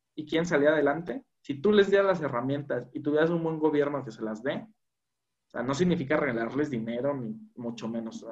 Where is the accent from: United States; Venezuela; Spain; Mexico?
Mexico; como mexicano